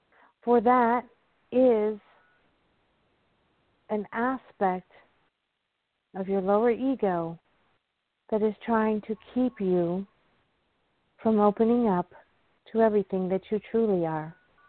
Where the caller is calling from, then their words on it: North Carolina, United States; Hi, Claudia. It's … from North Carolina.